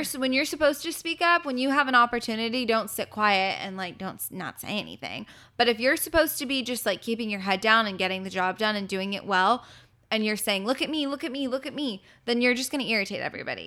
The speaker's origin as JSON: {"language": "English", "town": "Los Angeles", "region": "California", "country": "United States", "said": "I'm from Los Angeles, my family's here"}